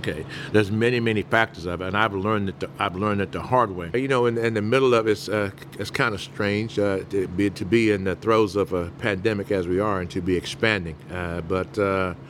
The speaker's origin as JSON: {"language": "English", "town": "Mobile", "region": "Alabama", "country": "United States", "tie": "born or raised there", "also_born_or_lived": "New Orleans, Louisiana / North Carolina", "moved": "as an adult", "lives_now": "St. Louis, United States", "said": "we were in New Orleans for a while, Mama's from there, but we grew up most part of our life in Alabama before moving on to North Carolina"}